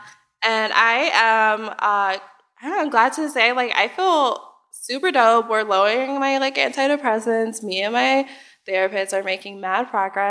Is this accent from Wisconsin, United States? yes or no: no; Chicago, Illinois, United States; I also grew up on the South Side of Chicago